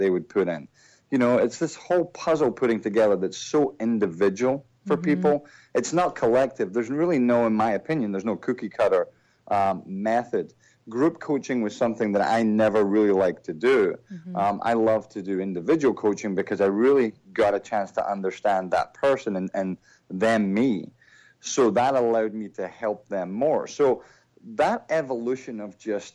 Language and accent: English; Troon, Scotland, United Kingdom; moved away as an adult; also born or lived in England / Philadelphia; now in United States; I grew up in that little town, played a lot of golf, played a lot of sports